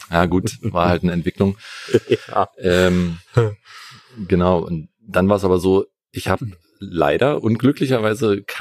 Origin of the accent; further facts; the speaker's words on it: Brandenburg, Germany; Ich komme aus der Nähe von Berlin. Und das ist eine wunderbare Kleinstadt, wo so ziemlich gar nichts los ist.